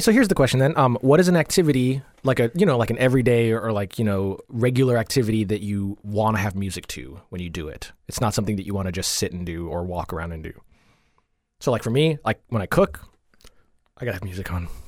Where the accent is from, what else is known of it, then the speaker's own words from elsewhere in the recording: Coral Springs, Florida, United States; also born or lived in Jamaica; I grew up in Coral Springs.